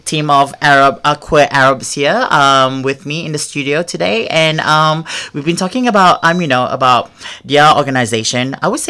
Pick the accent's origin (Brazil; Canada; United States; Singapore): Singapore; now in Melbourne, Australia; No, I mean, I come from Singapore. Like, everything has to be on time, like super OCD.